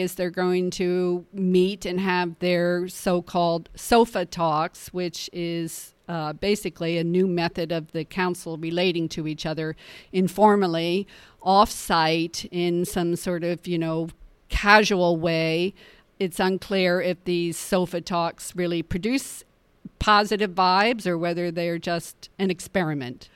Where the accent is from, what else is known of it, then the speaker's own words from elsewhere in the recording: New York City, New York, United States; I'm a New Yorker